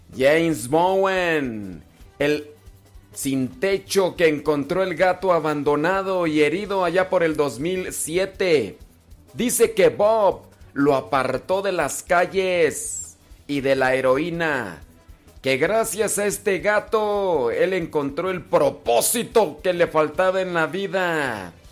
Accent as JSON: {"language": "Spanish", "country": "Mexico", "said": "yo soy mexicano."}